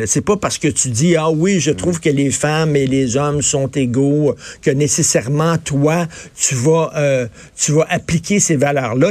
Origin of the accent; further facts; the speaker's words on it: Montreal, Quebec, Canada; quand j'étais jeune, moi, à Verdun